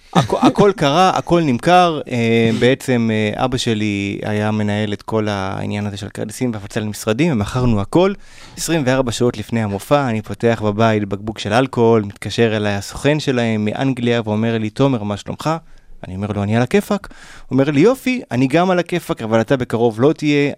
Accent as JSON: {"language": "Hebrew", "country": "Israel", "also_born_or_lived": "Pasadena, California, United States / Golan Heights", "said": "ברחתי מהארץ לקליפורניה"}